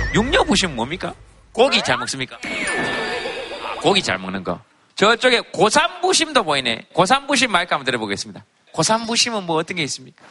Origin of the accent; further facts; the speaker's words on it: Yeongcheon, North Gyeongsang, South Korea; 영천시 고경면 창아리입니다.